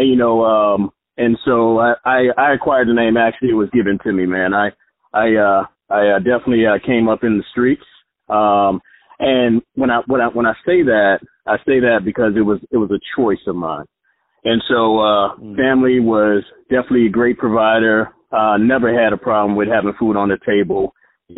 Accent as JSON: {"language": "English", "town": "Jacksonville", "region": "Florida", "country": "United States", "tie": "born or raised there", "said": "the hood that I grew up in Jacksonville was called Caravan Projects"}